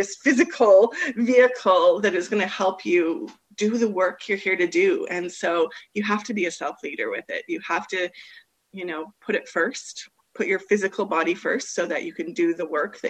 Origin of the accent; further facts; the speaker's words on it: Canada; now in Australia; I am a Canadian living here in Australia